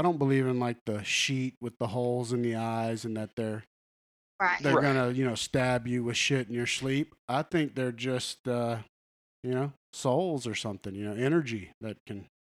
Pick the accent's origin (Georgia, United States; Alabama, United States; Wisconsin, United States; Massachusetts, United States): Alabama, United States; Huntsville; my neighborhood I grew up with in Huntsville, Alabama.